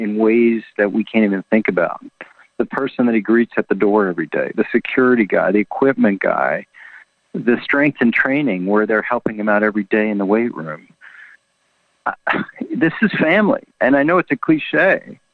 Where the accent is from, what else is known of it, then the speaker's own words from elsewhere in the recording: Washington, District of Columbia, United States; I'm from Washington, D.C., huge Redskin fan growing up